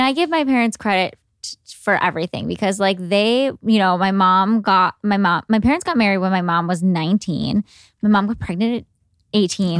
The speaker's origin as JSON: {"language": "English", "town": "Cleveland", "region": "Ohio", "country": "United States", "tie": "born or raised there", "said": "were living in Cleveland. I'm from Cleveland."}